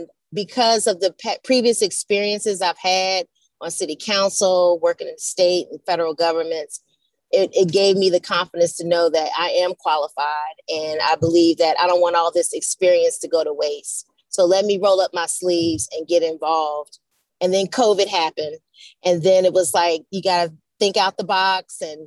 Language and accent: English; Richmond, Virginia, United States; grew up, born and raised in Richmond